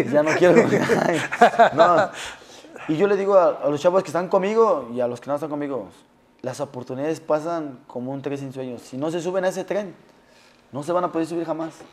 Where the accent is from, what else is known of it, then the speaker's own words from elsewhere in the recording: Mexico City, Mexico; Somos, como dices tú, somos chilangos y los chilangos.